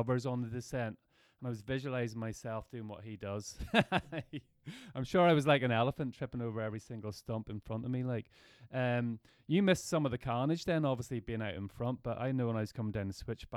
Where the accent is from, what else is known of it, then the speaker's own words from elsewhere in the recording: Ireland; we're from Ireland